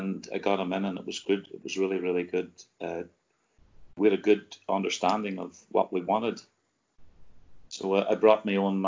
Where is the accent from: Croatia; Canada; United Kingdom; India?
United Kingdom; Northern Ireland; moved away; also born or lived in Kilmarnock, Scotland; I come from Northern Ireland